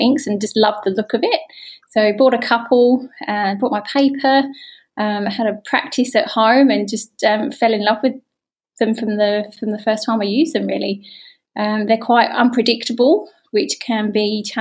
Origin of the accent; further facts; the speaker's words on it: Adelaide, South Australia, Australia; I'm an ink artist and I'm from Adelaide, South Australia